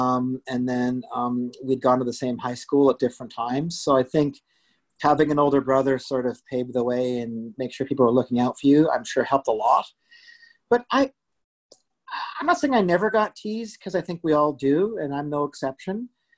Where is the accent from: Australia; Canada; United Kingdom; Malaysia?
Canada; Vancouver, British Columbia; also born or lived in Scarborough / Toronto / Guelph / Banff; So I was born in Scarborough. We lived in downtown Toronto. We lived in Guelph. We lived in Banff, Lake Louise, Alberta, and settled in Vancouver, where I lived for over 20 years and did high school there